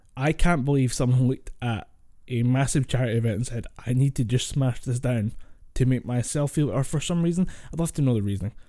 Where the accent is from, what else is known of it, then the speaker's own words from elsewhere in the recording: Scotland, United Kingdom; Scots do that. We do have to water down our accent. I water the I water mine down way further